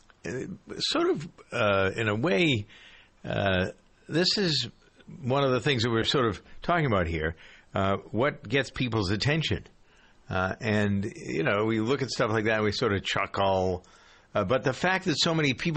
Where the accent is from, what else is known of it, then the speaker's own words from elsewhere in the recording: Framingham, Massachusetts, United States; Framingham, by the way, which is my hometown today